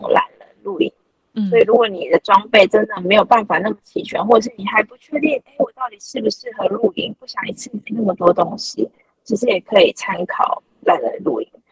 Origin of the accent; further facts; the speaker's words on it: southern Taiwan, Taiwan; 我是南部人